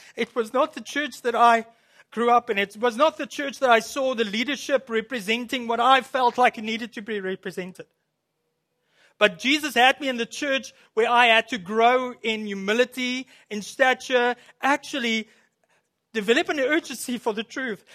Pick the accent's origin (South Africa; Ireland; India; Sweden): South Africa; moved away as an adult; also born or lived in Williams Lake, Canada; now in Canada; I'm from South Africa.